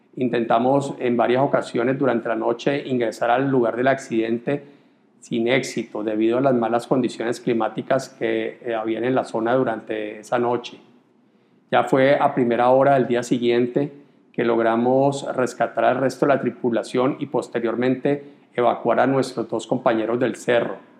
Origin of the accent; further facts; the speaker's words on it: Colombia; en mi país